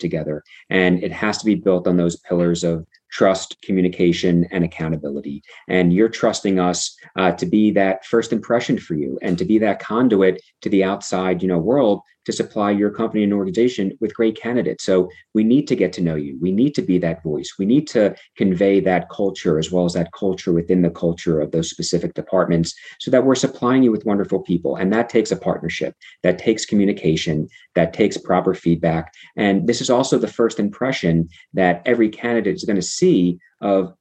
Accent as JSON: {"language": "English", "town": "Atlantic City", "region": "New Jersey", "country": "United States", "tie": "born or raised there", "said": "I grew up outside of Atlantic City, New Jersey"}